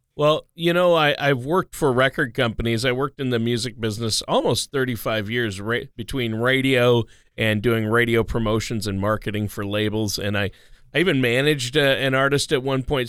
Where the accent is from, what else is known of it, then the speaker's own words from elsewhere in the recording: Minnesota, United States; now in Omaha, United States; I grew up in Minnesota